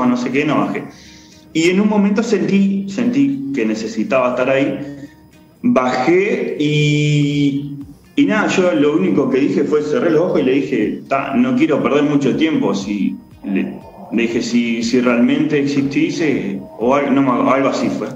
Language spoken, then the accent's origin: Spanish; Argentina; now in Uruguay; yo nací en Argentina